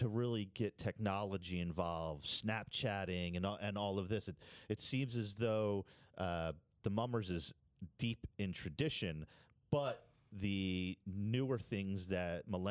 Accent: Philadelphia, Pennsylvania, United States; me as a Philadelphian

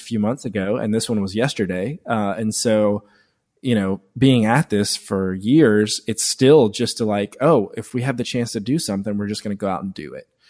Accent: Woodruff, South Carolina, United States; now in Greenville, United States; I grew up in Woodruff, South Carolina

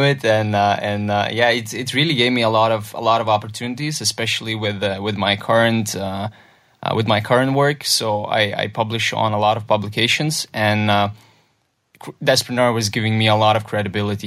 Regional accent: Lithuania; it started in a very little village in Lithuania

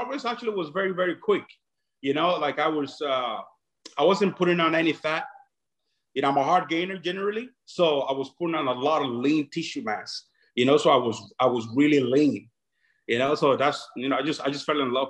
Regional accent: Dublin, Leinster, Ireland; also born or lived in Nigeria; I grew up in Dublin, Ireland. I was born in Nigeria.

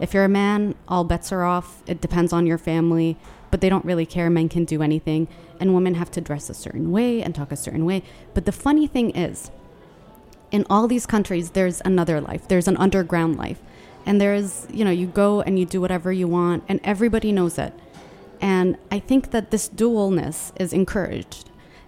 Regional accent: Yemen; I'm from Yemen and it's the poorest country in the entire Arabian Peninsula, and it's under Saudi Arabia and near the UAE

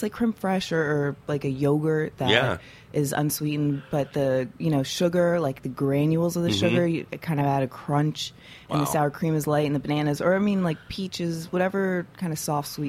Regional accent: Naples, Florida, United States; also born or lived in Brooklyn, New York; now in New York City, United States; I guess my family's all from Brooklyn, but moved down to Florida when I was young.

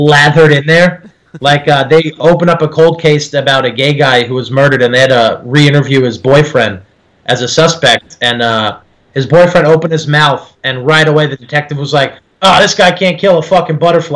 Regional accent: New Jersey, United States; accent: Jersey; when I get really mad, that's when like my Jersey accent kicks

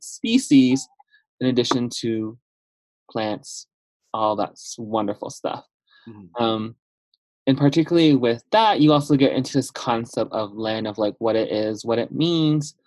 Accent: Chinle, Arizona, United States; I was born and raised in the central part of the Navajo Nation in a small town called Chinle, Arizona

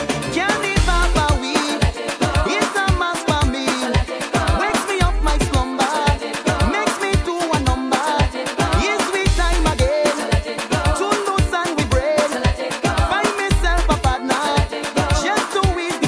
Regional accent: New York City, New York, United States; I'm from Queens

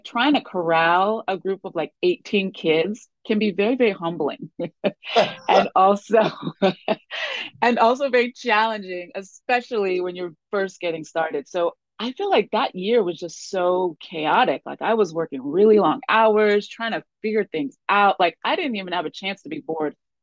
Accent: Westchester County, New York, United States; also born or lived in Spain; I grew up outside of New York City. I grew up in Westchester County

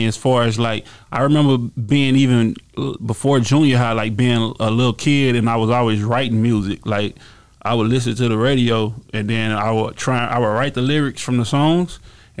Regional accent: Dallas, Texas, United States; also born or lived in Lancaster, Texas; I'm originally from Glendale

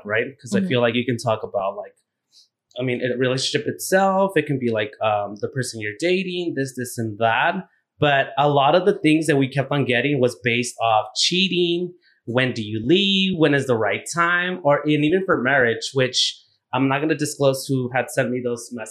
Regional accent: San Jose, California, United States; now in Orange County, United States; I am from the Bay Area, specifically San Jose. And I live in Orange County now.

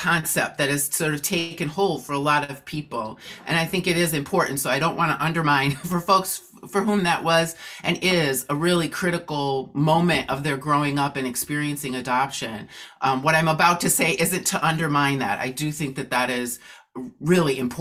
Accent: Oshkosh, Wisconsin, United States; I grew up in Oshkosh, Wisconsin

